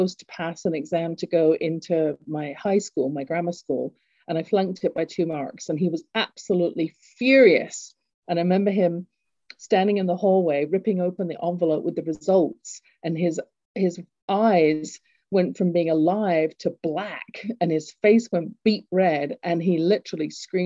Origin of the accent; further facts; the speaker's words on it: England, United Kingdom; accent: English; moved away; I grew up in England, you can tell from my accent